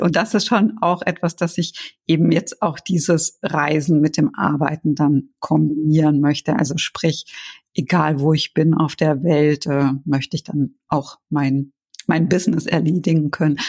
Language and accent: German; Germany; Deutschland ist ja doch meine Heimat